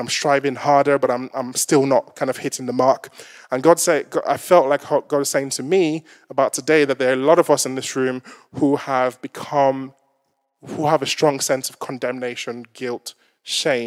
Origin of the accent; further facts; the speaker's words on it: Lagos, Nigeria; I'm Nigerian descent, if you haven't kind of picked that up. and there was, typically when you go to some of the markets in Lagos, where I'm from